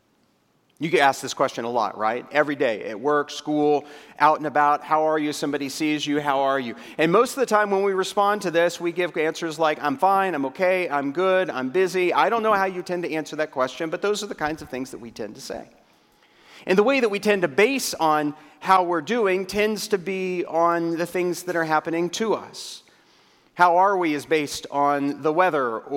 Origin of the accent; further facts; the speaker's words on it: Waco, Texas, United States; in Central Texas in my hometown when a brand new restaurant comes to the greater metropolitan area of Waco, Texas.